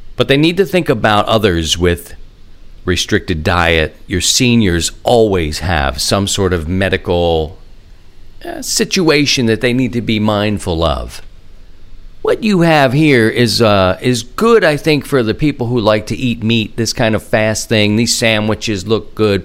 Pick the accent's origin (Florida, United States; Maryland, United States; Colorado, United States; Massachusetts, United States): Maryland, United States; Baltimore; Born and raised in Baltimore